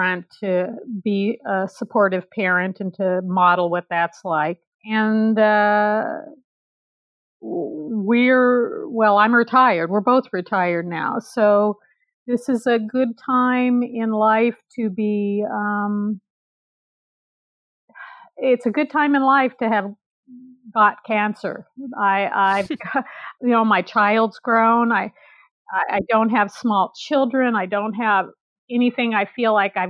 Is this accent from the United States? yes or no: yes; California, United States; also born or lived in Nigeria; I'm a California girl, born and raised in California